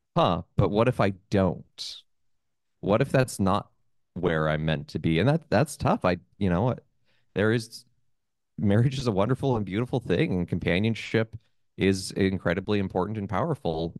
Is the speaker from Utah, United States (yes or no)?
yes; Utah, United States; moved away as an adult; also born or lived in Columbus, Ohio; now in New York City, United States; I'm originally from Utah, born and raised